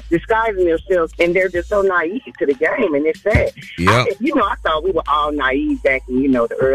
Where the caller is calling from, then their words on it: Columbus, Georgia, United States; I'm checking in from Columbus, Georgia.